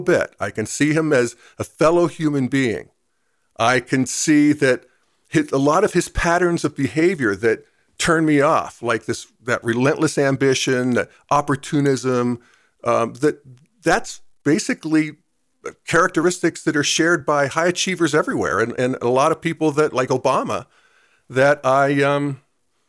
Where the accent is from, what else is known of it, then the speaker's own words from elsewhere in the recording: Western Pennsylvania, United States; moved away; where I grew up in Western Pennsylvania.